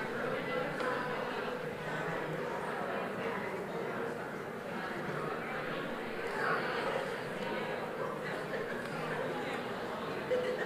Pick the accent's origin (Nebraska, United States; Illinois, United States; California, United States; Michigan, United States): Michigan, United States; Greenville; growing up in Michigan, we have a lot of snow, and we had the city of Greenville, Michigan had this tow rope